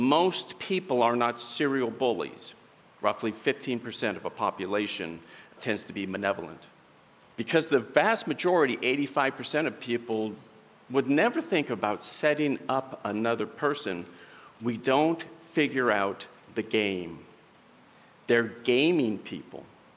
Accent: Southern Oregon, United States; I'm from Southern Oregon. I met my wife there, Sandy.

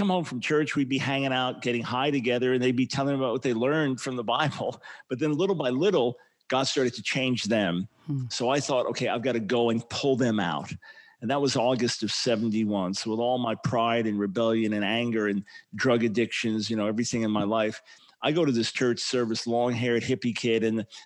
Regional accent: Long Island, New York, United States; We moved to Long Island when I was about 7 years old

